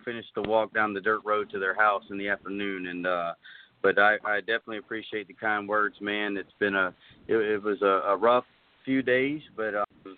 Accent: Walterboro, South Carolina, United States; I grew up there in Walterboro.

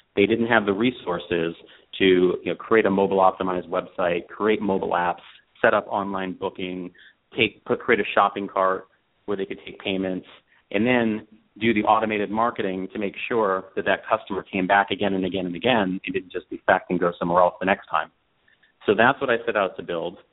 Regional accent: Colorado, United States; moved away as an adult; also born or lived in Los Angeles; I grew up in Colorado, and uh, when I graduated from college, I came out to Los Angeles

